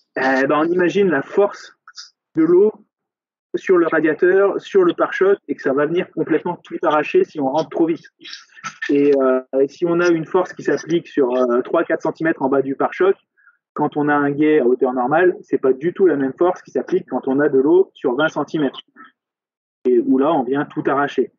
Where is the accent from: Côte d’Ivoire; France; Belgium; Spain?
France; chez nous en France